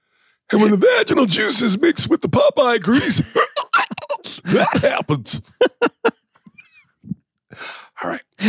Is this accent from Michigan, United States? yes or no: yes; Detroit, Michigan, United States; Where do you get a nail spoon? Bitch, I'm from Detroit.